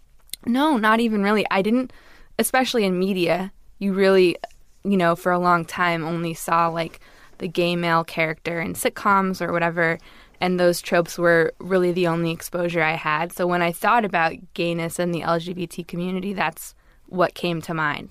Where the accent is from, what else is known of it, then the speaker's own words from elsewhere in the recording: Los Angeles, California, United States; I grew up in Los Angeles in a very liberal community.